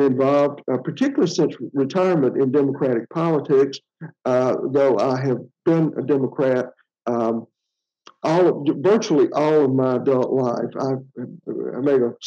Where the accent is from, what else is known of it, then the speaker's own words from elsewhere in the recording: Centreville, Alabama, United States; also born or lived in Andalusia, Alabama; I am originally from Bibb County, the Centerville Brent area.